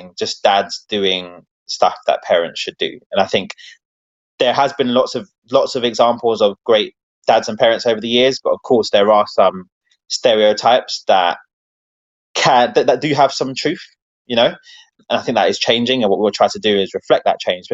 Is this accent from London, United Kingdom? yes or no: yes; London, United Kingdom; the area that I was from Wembley